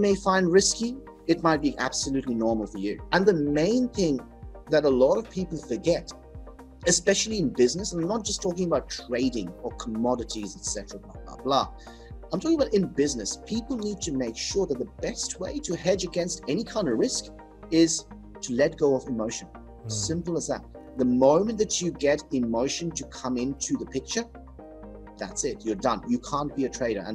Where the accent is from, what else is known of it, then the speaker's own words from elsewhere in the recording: Kolkata, West Bengal, India; moved away as an adult; now in Melbourne, Australia; I was born in Calcutta, India. So that is the eastern part of India